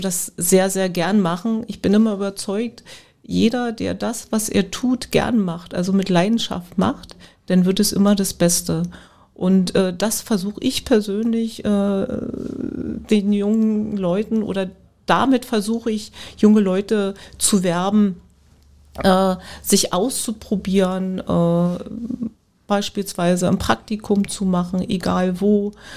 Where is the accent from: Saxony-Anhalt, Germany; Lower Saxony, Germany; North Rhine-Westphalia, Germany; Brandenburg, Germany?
Brandenburg, Germany; village near Spremberg; now in Spremberg, Germany; ich bin in, nicht in Spremberg groß geworden, aber in der Umgebung, den Ort äh, da, wo ich eigentlich herkomme, das ist ein kleines Dorf, Reideweise, den gibt es, dieses Dorf gibt es nicht mehr.